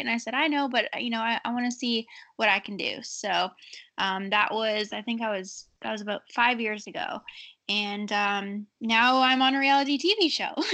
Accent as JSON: {"language": "English", "country": "Canada", "tie": "born or raised there", "said": "I grew up in Canada racing dirt."}